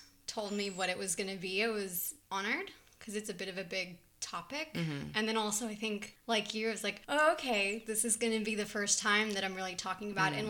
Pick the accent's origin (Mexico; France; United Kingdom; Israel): Israel; because I grew up in two countries. I grew up here and in Israel.